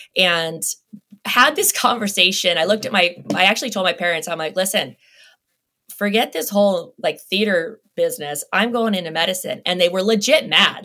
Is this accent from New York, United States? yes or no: no; Las Vegas, Nevada, United States; I grew up in Las Vegas